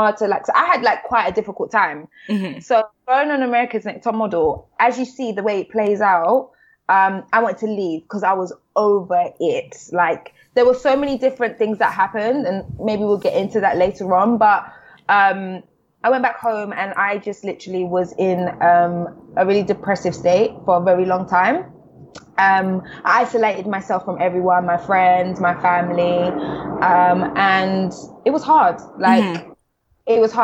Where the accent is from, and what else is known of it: London, United Kingdom